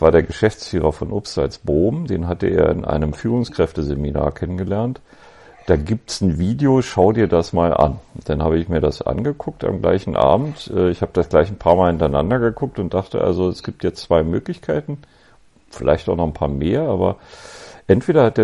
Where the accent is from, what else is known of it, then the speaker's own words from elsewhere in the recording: Berlin, Germany; ich bin Berliner Jung, äh, 1965 geboren in Westberlin